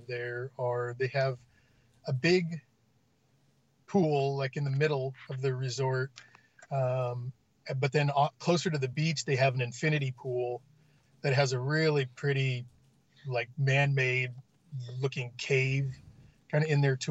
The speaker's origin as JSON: {"language": "English", "area": "Orange County", "region": "California", "country": "United States", "tie": "born or raised there", "moved": "yes", "lives_now": "Texas, United States", "said": "I grew up in Orange County in California, and those beaches are cold"}